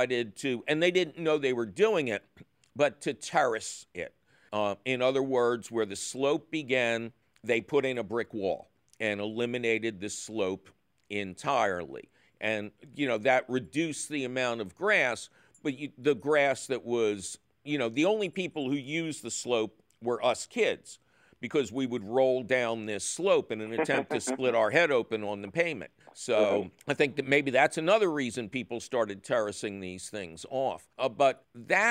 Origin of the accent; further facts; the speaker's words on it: Philadelphia, Pennsylvania, United States; when I was growing up in the Tacony Mayfair section of Philadelphia